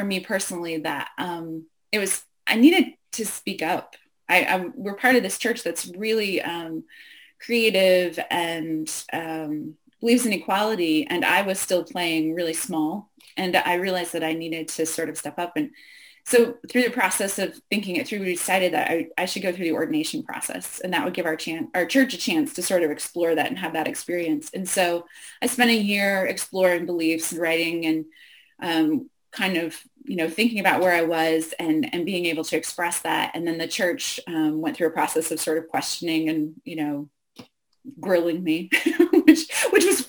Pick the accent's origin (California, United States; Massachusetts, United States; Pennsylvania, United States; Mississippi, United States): Pennsylvania, United States; Western; moved away as an adult; also born or lived in New York City / Boston / Michigan; I grew up in Western Pennsylvania, country kid